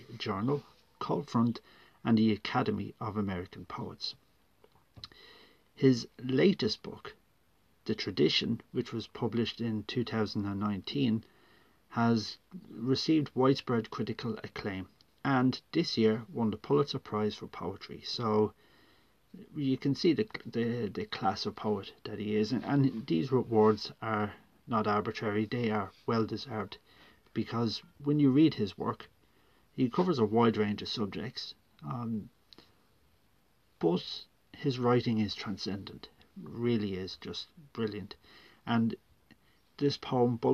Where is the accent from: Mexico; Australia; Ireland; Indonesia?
Ireland; I am a writer from Ireland